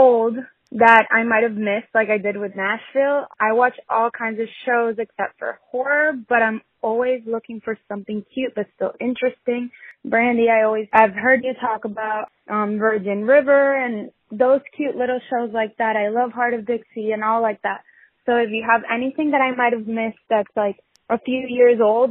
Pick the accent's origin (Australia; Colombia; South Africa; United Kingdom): Colombia; now in Florida, United States; I am originally from Colombia, but I live in Florida.